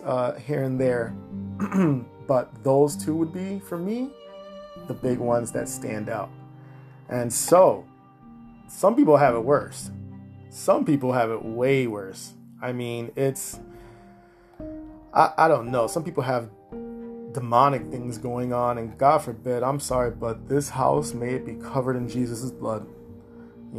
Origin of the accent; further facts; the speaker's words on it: Massachusetts, United States; here in my home state, Massachusetts